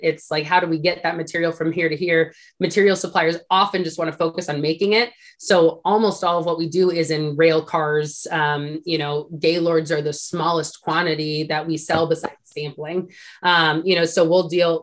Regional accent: Sacramento, California, United States; I actually grew up in Sacramento, California

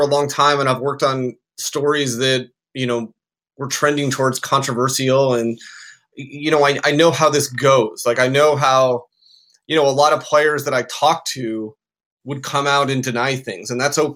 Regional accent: Alaska, United States; I grew up in Alaska, so all we got were Seahawks games growing up

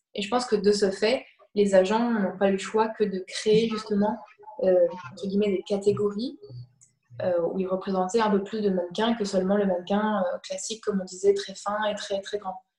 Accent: France; moved away as an adult; also born or lived in Canada / New York; je suis française, comme ça s'entend

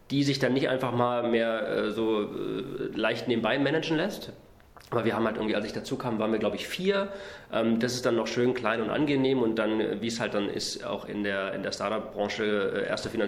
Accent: Saxony-Anhalt, Germany; Ich bin äh, im Osten aufgewachsen, in, in Sachsen-Anhalt. Erst auf einer Militärbasis äh, von der NVA, weil mein Vater war bei der NVA

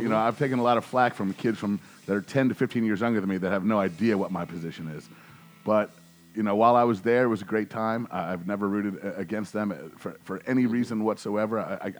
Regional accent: Maryland, United States; also born or lived in Washington, D.C.; it happened while I was living in D.C., which helped, but, you know, yeah, I was born and raised in Maryland, but I've always been a D.C. guy.

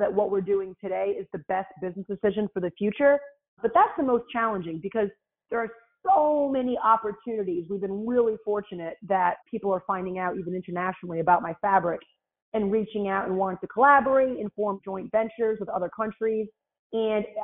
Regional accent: Rhode Island, United States; now in Houston, United States; I live in Houston, Texas, but I'm from Rhode Island, so I have this like weird accent

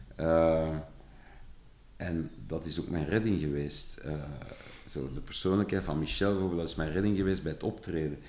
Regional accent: Flanders, Belgium; accent: verkavelingsvlaams; als Vlaming die meestal een heel rare relatie met zijn eigen taal heeft

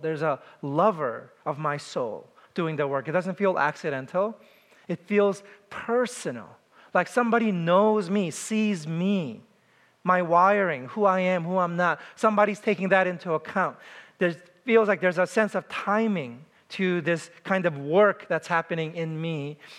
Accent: New York City, New York, United States; I was from New York City

